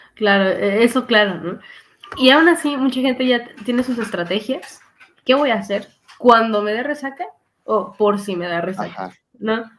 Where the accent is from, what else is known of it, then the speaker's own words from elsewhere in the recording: Mexico; Como mexicanos